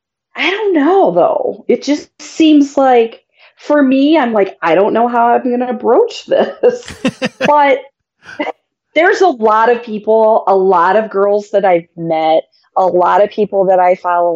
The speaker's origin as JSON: {"language": "English", "region": "Midwest", "country": "United States", "said": "I'm from the Midwest."}